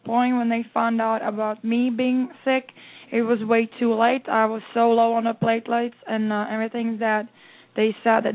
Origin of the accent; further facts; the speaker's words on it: Czechia; now in United States; I was born in Czechoslovakia